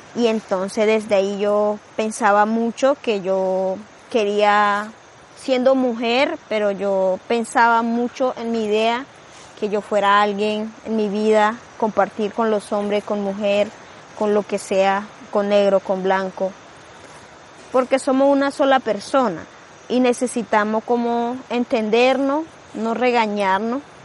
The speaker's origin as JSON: {"language": "Spanish", "country": "Colombia", "tie": "born or raised there", "also_born_or_lived": "Palomino", "second_language": "Spanish", "moved": "yes", "said": "yo vengo raíz de la Sierra Nevada de la Punta, que se llama Noavaca"}